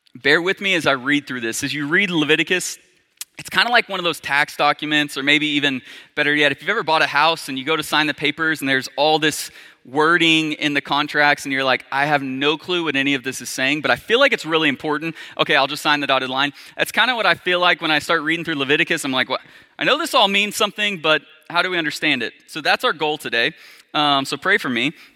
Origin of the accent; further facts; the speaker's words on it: Arkansas, United States; I grew up, was born and raised in Arkansas